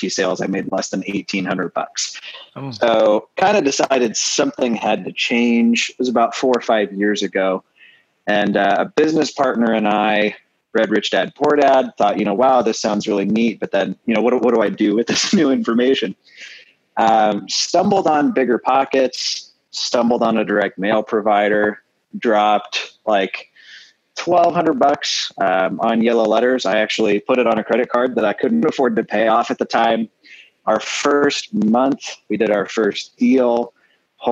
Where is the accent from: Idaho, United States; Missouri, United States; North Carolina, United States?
Missouri, United States; St. Louis; moved away; I'm actually originally from St. Louis